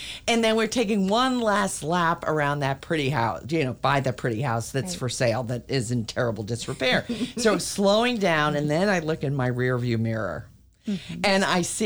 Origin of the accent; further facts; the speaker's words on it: Montclair, New Jersey, United States; I have lived in my hometown for, you know, my whole life